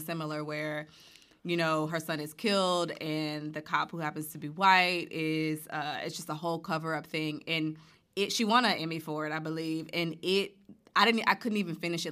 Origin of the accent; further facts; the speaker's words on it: Montgomery, Alabama, United States; I'm from Alabama, born and raised in Montgomery